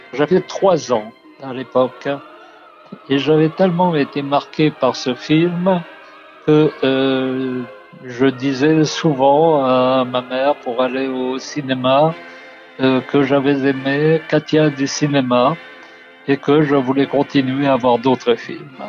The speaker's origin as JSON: {"language": "French", "town": "Algiers", "region": "Algiers Province", "country": "Algeria", "tie": "born or raised there", "said": "Je suis né à Alger et il y avait euh, deux cinémas dans mon quartier."}